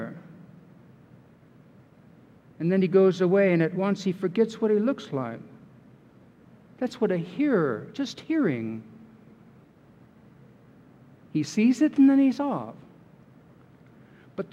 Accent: California, United States; I'm from California

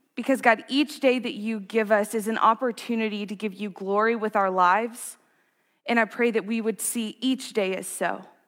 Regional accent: Gunner, United States; moved away; One of my favorite things about growing up in Gunner is this deep, deep sense of community and family.

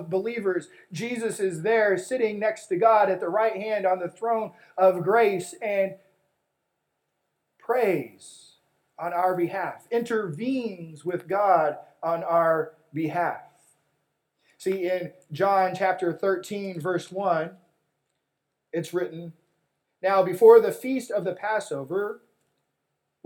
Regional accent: West Texas, United States; when I was a kid growing up in West Texas

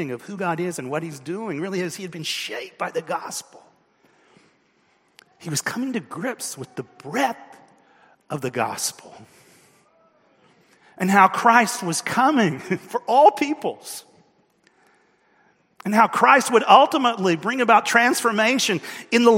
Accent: United States; as an American

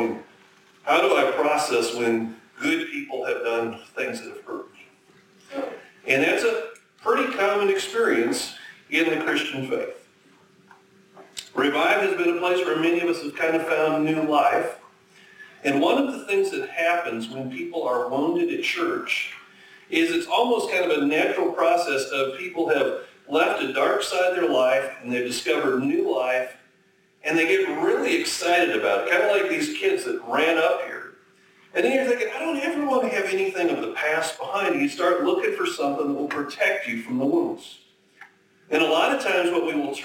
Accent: Minnesota, United States; also born or lived in abroad / Chicago; now in North Dakota, United States; I grew up in Minnesota, spent 20 years abroad, 19 I guess

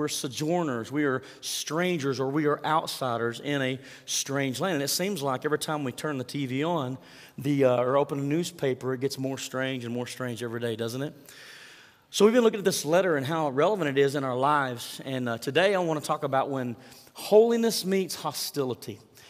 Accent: United States; as an American, as someone who's lived in a free country for so many years

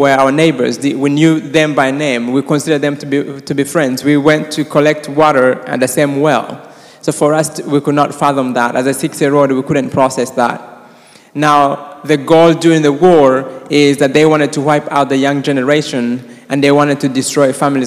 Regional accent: Rwanda; I was born and raised in Rwanda

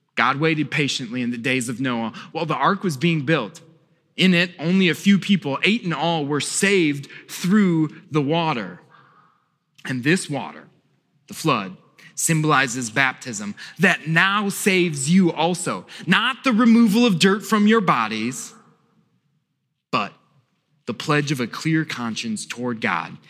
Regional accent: Wisconsin, United States; now in Virginia, United States; I grew up in Wisconsin

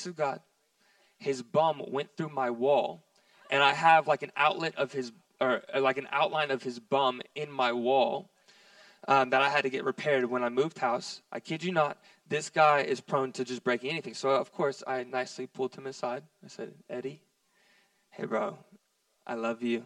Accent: Texas, United States; we're from Texas here

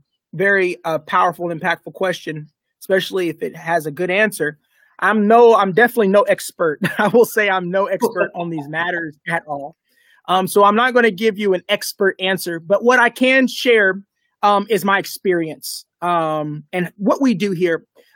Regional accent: Lawton, Oklahoma, United States; also born or lived in Kentucky; I grew up on Lawton Fort Sill base. My dad was Army. He was a drill sergeant. So I grew up. I'm an Army brat. Oklahoma. I've grown up in Kentucky. I've grown up from all over.

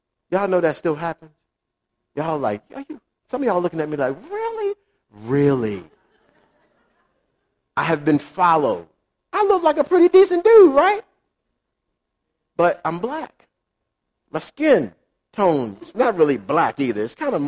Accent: Baltimore, Maryland, United States; I grew up in Baltimore City

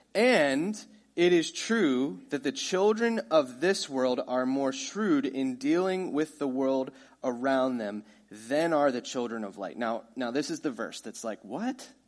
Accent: United States; we're American

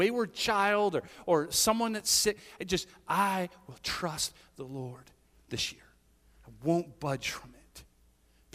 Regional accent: the Berkshires, Massachusetts, United States; now in Northbridge, United States; I grew up in the Berkshires

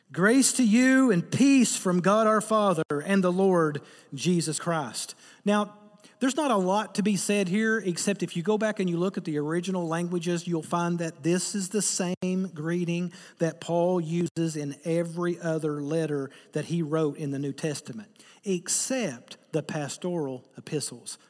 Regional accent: Eastern Kentucky, United States; I'm from Eastern Kentucky

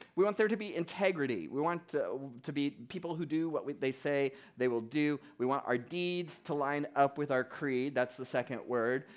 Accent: South Florida, United States; moved away as an adult; now in New Hampshire, United States; I grew up in South Florida

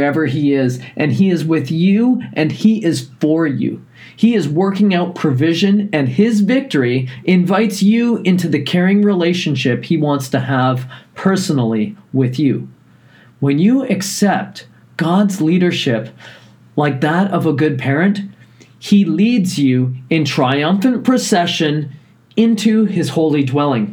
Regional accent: Newfoundland and Labrador, Canada; growing up in Newfoundland

